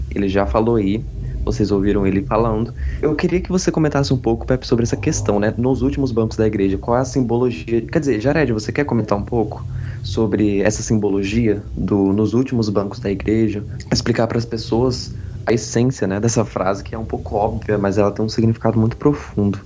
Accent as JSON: {"language": "Portuguese", "town": "Brasília", "region": "Federal District", "country": "Brazil", "tie": "born or raised there", "moved": "as an adult", "lives_now": "Rio Grande do Sul, Brazil", "said": "eu sou natural de Brasília, mas moro no Rio Grande do Sul por causa da faculdade"}